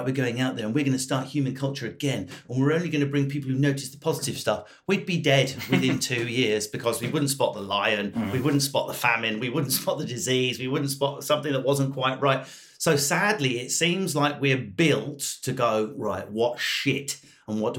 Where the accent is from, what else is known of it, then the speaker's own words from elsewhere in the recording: United Kingdom; I'm British